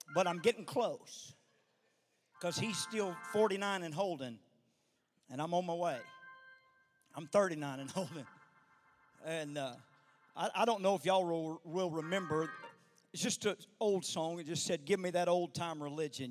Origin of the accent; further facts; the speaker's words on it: the South, United States; I'm not from this far north